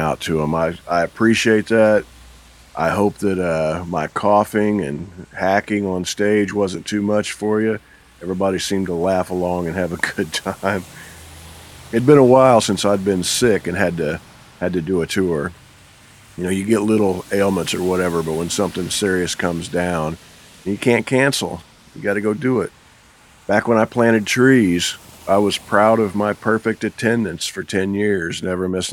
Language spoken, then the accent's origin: English; United States; As an American